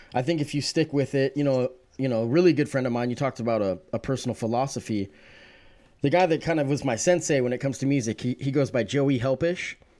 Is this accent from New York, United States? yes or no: no; Eugene, Oregon, United States; also born or lived in Salem, Oregon; I was born in Salem, uh, moved to the Springfield, y, you know, Lane County, Eugene, Springfield area when I was about eleven. And so definitely born and raised Oregonian